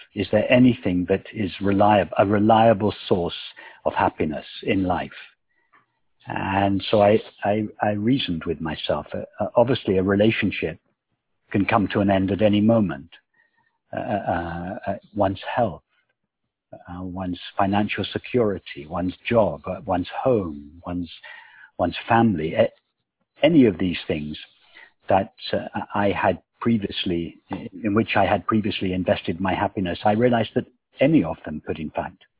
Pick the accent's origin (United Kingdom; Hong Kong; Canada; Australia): United Kingdom; England; Yes, very much so. I was brought up, although my father was not at all religious.